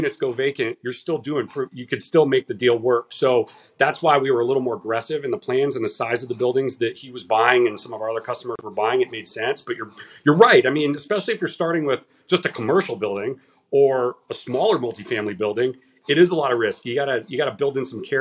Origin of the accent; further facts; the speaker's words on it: Southern California, United States; moved away as an adult; now in Davidson, United States; I'm from Southern California